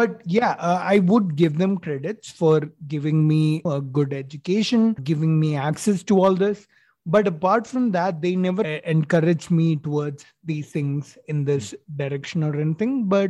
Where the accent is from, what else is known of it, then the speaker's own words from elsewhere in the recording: Kozhikode, Kerala, India; also born or lived in Chennai; I was born in Chennai. Forget about that. But I was raised in Calicut, Calicut, Kerala